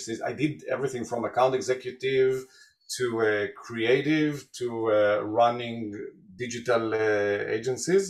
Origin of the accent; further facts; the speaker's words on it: Tel Aviv, Tel Aviv District, Israel; I was born and raised in Israel, Tel Aviv